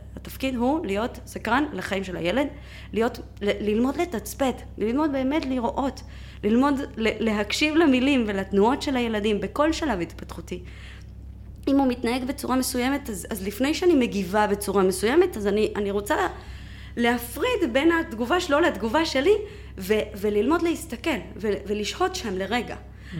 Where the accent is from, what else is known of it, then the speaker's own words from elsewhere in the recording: Mexico; moved away as an adult; now in Israel; בגיל 18 עליתי לארץ, אה, וכו' וכו', מאיפה? ממקסיקו. אה, כן, אני באתי במקסיקו, במקסיקו. נולדתי, גדלתי שם